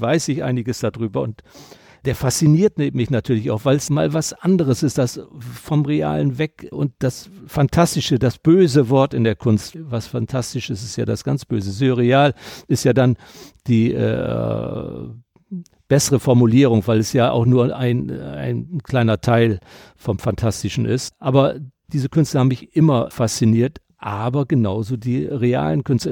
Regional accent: Delmenhorst, Lower Saxony, Germany; moved away as an adult; also born or lived in Rhineland; ich komme aus Delmenhorst, bin Norddeutscher

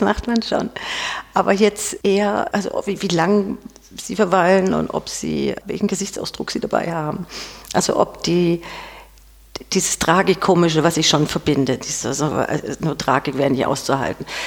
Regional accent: Ulm, Baden-Württemberg, Germany; accent: leicht süddeutsch; now in Stuttgart, Germany; Ich bin in Ulm geboren, aber nicht dauerhaft aufgewachsen, aber doch ein Großteil

